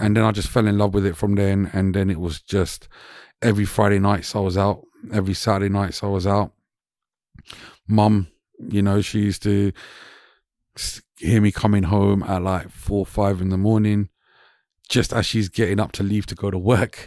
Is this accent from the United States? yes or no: no; London, United Kingdom; also born or lived in Hounslow West, London; so I grew up around Hansa West, um, until I was about six, seven. And then, uh, we moved to North London